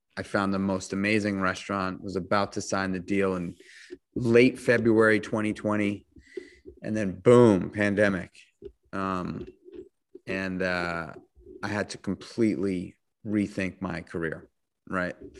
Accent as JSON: {"language": "English", "town": "New York City", "region": "New York", "country": "United States", "tie": "born or raised there", "said": "I grew up in New York City"}